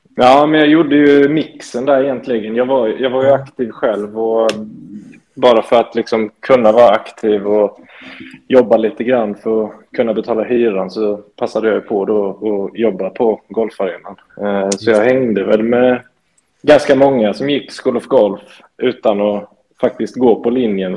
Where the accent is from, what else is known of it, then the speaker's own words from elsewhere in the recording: Småland, Sweden; jag är född och uppvuxen i Småland egentligen